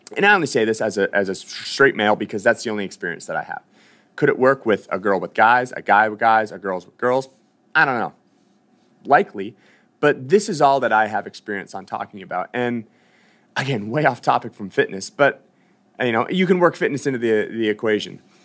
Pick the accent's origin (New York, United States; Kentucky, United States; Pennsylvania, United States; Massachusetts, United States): Massachusetts, United States; Boston; moved away; I'm from Boston. I used to train at Reebok CrossFit One.